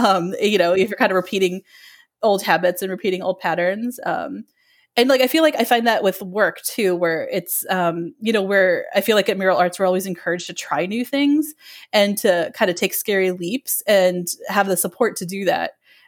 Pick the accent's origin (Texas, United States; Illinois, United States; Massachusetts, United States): Illinois, United States; now in Philadelphia, United States; So I'm originally from the Chicago area. I grew up in the suburbs of Chicago my whole life, and I love the area.